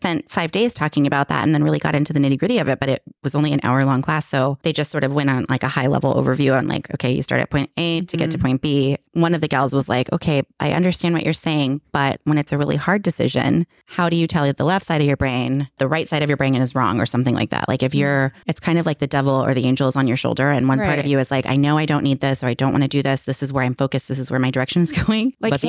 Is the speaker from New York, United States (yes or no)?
no; California, United States; Yeah, because we were chatting before and I'm from